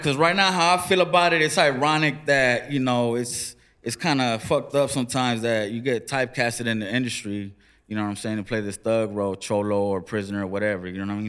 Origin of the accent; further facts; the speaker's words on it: Los Angeles, California, United States; also born or lived in Compton, California; I grew up in the ghetto, man. I grew up in the hood, man. I'm from East LA, was raised in South Central, and I grew up in Compton, man.